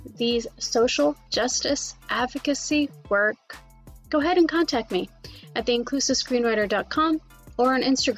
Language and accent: English; Canada; also born or lived in Calgary, Alberta / Vancouver, British Columbia; I grew up in both of those cities